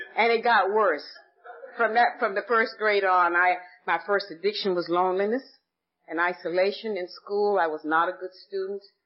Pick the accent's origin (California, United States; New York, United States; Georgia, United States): Georgia, United States; Atlanta; I was born and raised in Atlanta, Georgia